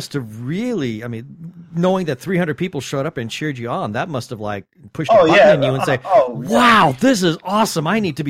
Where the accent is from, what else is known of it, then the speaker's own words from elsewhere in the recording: Livermore, California, United States; also born or lived in San Francisco, California; I'm from, I was born in San Francisco, but lived in Livermore.